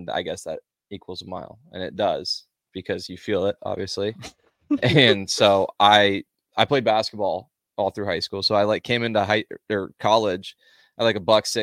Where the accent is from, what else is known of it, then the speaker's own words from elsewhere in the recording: Omaha, Nebraska, United States; also born or lived in Lincoln, Nebraska; I'm from Omaha. I went to Millard South High School